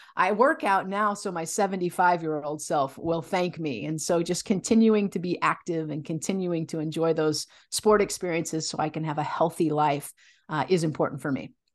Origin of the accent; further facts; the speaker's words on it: Illinois, United States; I grew up in the Midwest, mostly in Illinois. My family moved around a little bit